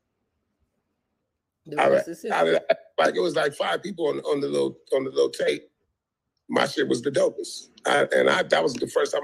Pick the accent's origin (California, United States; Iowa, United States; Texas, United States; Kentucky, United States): California, United States; Compton; I grew up in Compton